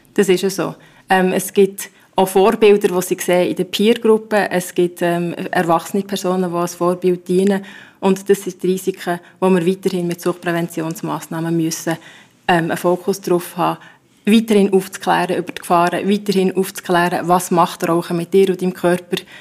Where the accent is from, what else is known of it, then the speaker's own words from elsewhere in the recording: Bern, Switzerland; bei uns in Bern